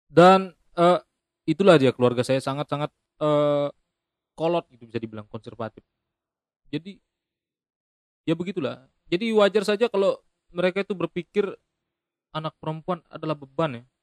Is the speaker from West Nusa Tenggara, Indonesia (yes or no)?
yes; Lombok, West Nusa Tenggara, Indonesia; Jadi saya ini lahir dan besar di Lombok, tapi saya ini suku Bali gitu.